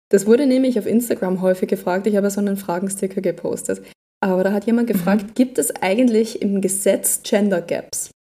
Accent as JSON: {"language": "German", "country": "Austria", "said": "bei uns in Österreich"}